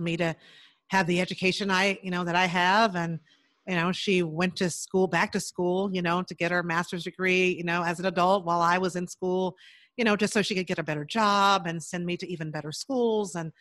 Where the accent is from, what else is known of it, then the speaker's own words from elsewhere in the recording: Chicago, Illinois, United States; I grew up in Chicago. So in the big city on the South Side